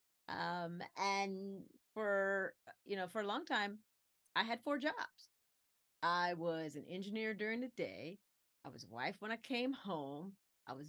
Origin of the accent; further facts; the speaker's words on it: Aiken, South Carolina, United States; we're a poor family, growing up in South Carolina